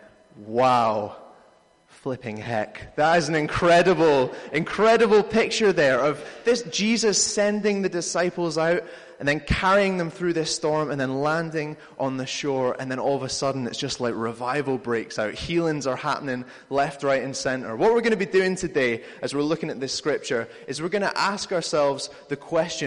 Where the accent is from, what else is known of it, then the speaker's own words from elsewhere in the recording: United Kingdom; We're British